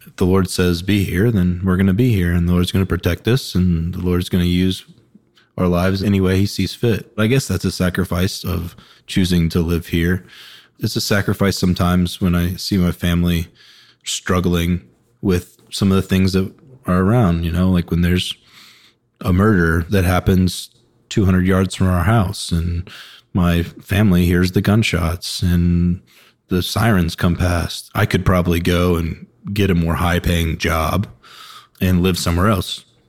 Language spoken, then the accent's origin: English; Woodstock, Georgia, United States; now in Charlotte, United States; I'm from Woodstock, Georgia, which is just north of Atlanta